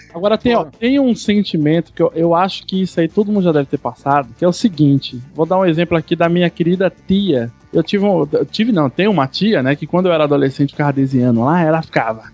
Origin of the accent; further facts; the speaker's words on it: Osasco, São Paulo, Brazil; eu nasci em Osasco